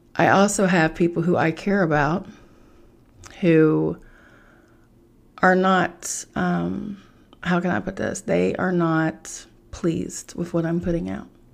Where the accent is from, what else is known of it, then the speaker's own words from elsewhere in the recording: Charleston, West Virginia, United States; moved away; I am from Charleston, West Virginia